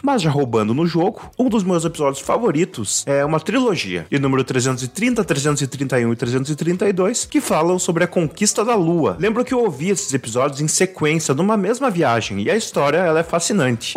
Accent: interior of Rio Grande do Sul, Brazil; Sou aqui do interior do Rio Grande do Sul

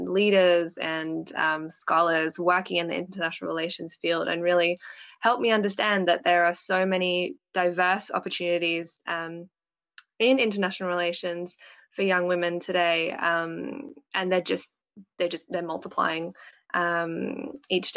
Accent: Melbourne, Victoria, Australia; moved away as an adult; now in Canberra, Australia; I'm from Australia. I was born and raised in Melbourne, and I'm living in Canberra at the moment

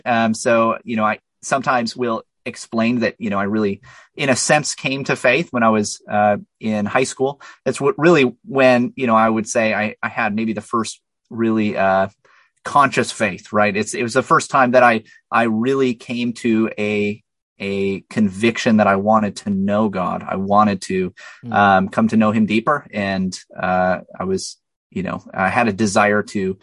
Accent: La Crosse, Wisconsin, United States; I hail from La Crosse, Wisconsin

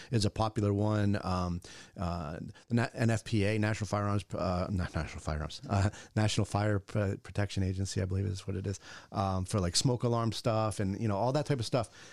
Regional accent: Bristol, Rhode Island, United States; I grew up in Bristol

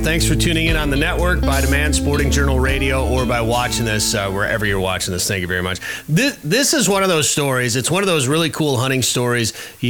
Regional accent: Minnesota, United States; Growing up in Minnesota and going to the Boundary Waters, going up the Gunflint Trail

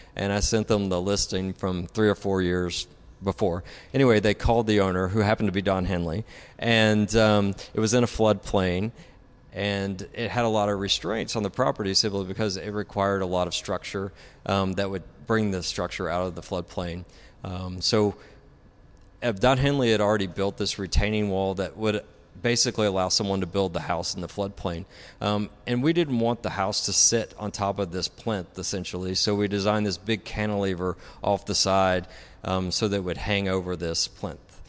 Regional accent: Tennessee, United States; moved away as an adult; now in Dallas, United States; I'm originally from Tennessee.

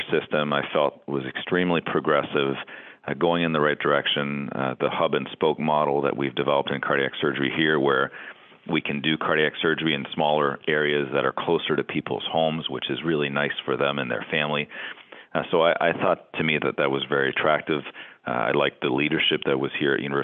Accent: Canada; moved away as an adult; also born or lived in Boston, United States / Stanford, United States / New Brunswick, Canada; now in Cleveland, United States; I'm Canadian and now living in the United States

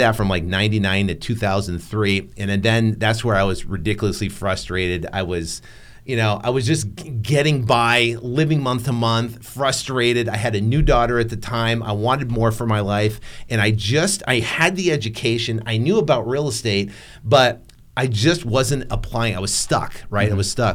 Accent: New England, United States; born and raised in New England.

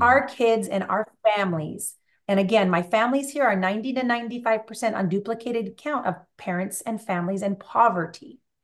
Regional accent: California, United States; I was born out here in, in California

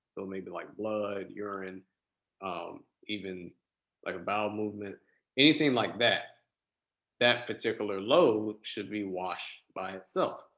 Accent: West Palm Beach, Florida, United States; I was born and raised in South Florida, uh, West Palm Beach to be exact

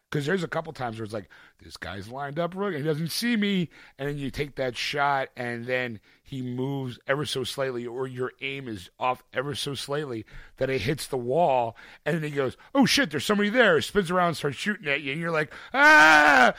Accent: Philadelphia, Pennsylvania, United States; my hometown

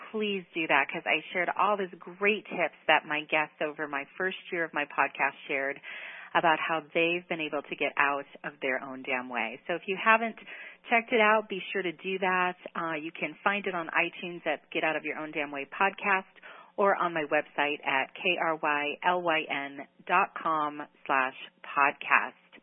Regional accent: Chicago, Illinois, United States; I was born and raised in the Chicago area as well.

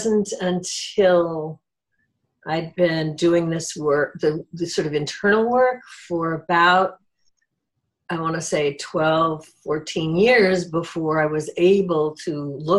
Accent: Midwest, United States; I grew up in the Midwest in an alcoholic household.

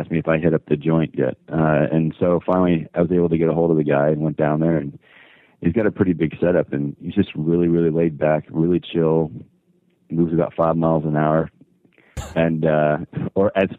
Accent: the Valley, California, United States; born and raised in the Valley

